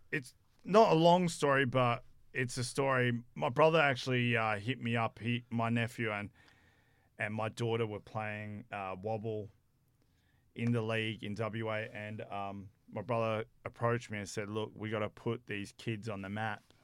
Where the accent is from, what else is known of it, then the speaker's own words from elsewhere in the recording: South Africa; moved away; I'm from South Africa